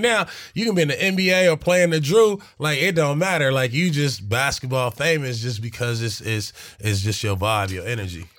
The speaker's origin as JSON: {"language": "English", "town": "Los Angeles", "region": "California", "country": "United States", "tie": "born or raised there", "said": "being a young black kid, right, from South Central"}